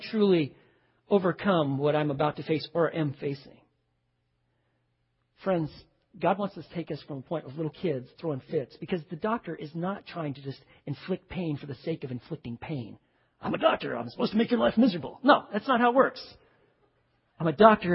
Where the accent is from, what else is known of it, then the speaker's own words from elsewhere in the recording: Waco, Texas, United States; I'm just from Waco, you know, I don't really leave Texas